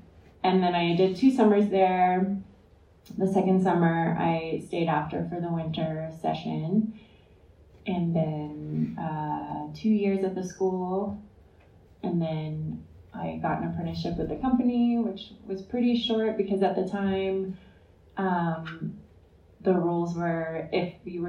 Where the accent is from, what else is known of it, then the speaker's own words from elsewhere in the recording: Houston, Texas, United States; moved away; also born or lived in Louisiana / New Orleans; I grew up in Houston, and then we moved to Louisiana